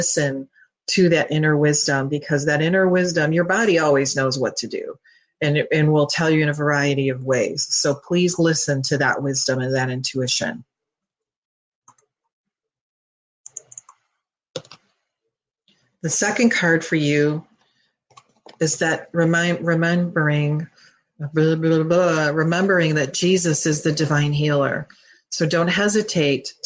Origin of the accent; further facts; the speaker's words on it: Detroit, Michigan, United States; I'm from Michigan. I'm from Detroit, actually